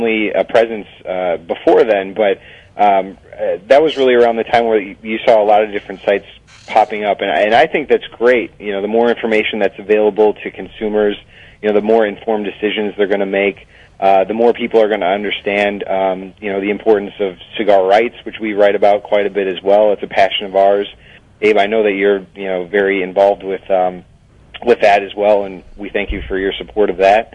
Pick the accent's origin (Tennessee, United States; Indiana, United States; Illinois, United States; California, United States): Illinois, United States; Chicago; moved away as an adult; also born or lived in Washington, D.C.; I just recently moved here with my wife. I had been living in D.C. for the past 6 years, but this is my hometown as well.